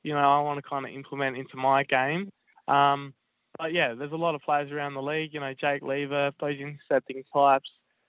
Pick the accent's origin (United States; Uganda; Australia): Australia; South Australia; Growing up in Sejuna